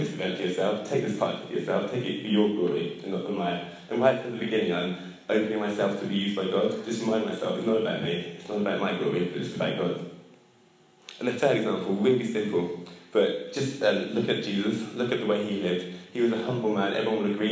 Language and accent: English; England, United Kingdom; as English people